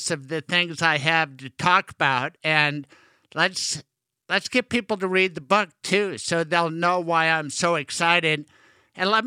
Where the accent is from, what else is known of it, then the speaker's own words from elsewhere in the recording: Denver, Colorado, United States; my hometown, Denver, Colorado. I went to Denver Public Schools